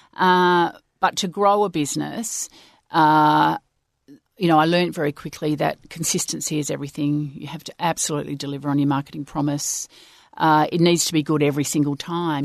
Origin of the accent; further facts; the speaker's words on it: Swan Valley, Western Australia, Australia; we grew up in the Swan Valley